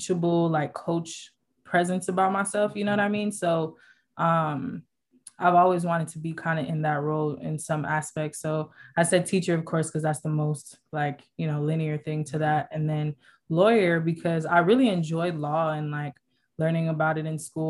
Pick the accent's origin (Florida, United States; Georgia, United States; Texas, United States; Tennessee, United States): Florida, United States; South; moved away as an adult; now in California, United States; I'm from Florida, born and raised by Jamaican parents. I came out here to California as a student athlete.